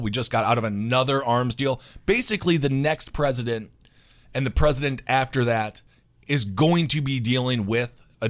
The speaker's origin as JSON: {"language": "English", "country": "United States", "said": "I am an American."}